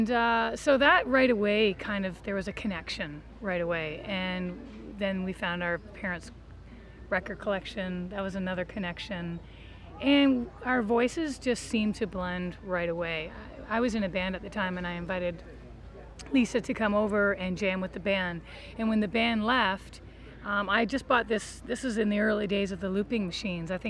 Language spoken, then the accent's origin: English; Kincardine, Ontario, Canada; now in Toronto, Canada; I grew up in Kincardine